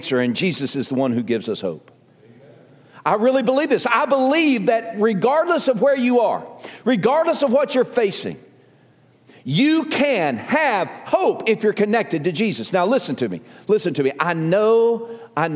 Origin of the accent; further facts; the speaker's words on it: the South, United States; accent: southern; my southern accent